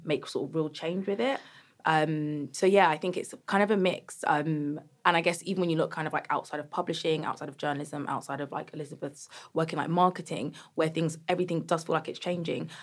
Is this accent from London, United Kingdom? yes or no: yes; Croydon, London, United Kingdom; I'm from Croydon